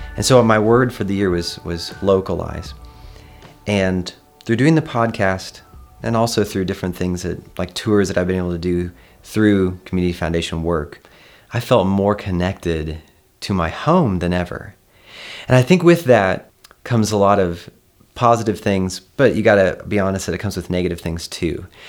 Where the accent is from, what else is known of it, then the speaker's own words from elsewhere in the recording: Kansas, United States; moved away; I'm from Kansas and I have this, like, very grounded nature about me